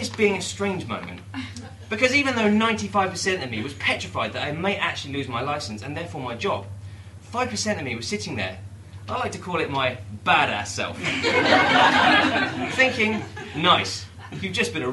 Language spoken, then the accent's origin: English; Dunstable, East of England, United Kingdom; about 5 miles away from my hometown of Dunstable